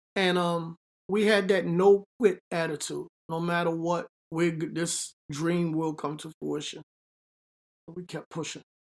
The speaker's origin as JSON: {"language": "English", "town": "New York City", "region": "New York", "country": "United States", "tie": "born or raised there", "moved": "as an adult", "lives_now": "Hackensack, United States", "said": "I'm from the Bronx, Bronx, New York, High Bridge, a little section, High Bridge area of the Bronx"}